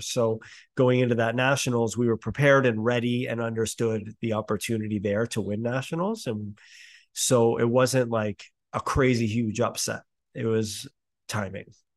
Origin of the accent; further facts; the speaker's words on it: Canada; it's Canada